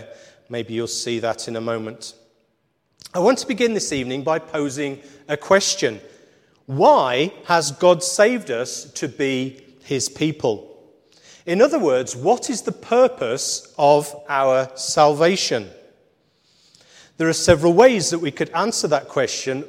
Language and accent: English; Wolverhampton, West Midlands, United Kingdom; moved away; also born or lived in Shropshire; I grew up in Wolverhampton on the other side of the M6.